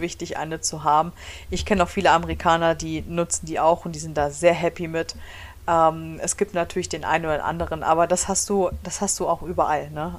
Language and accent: German; Germany; moved away as an adult; now in Michigan, United States; bei uns in Deutschland